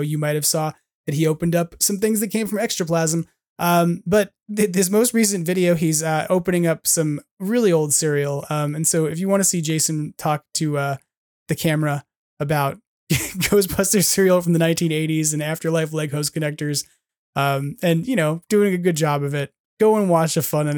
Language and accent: English; Long Island, New York, United States; moved away; I grew up on Long Island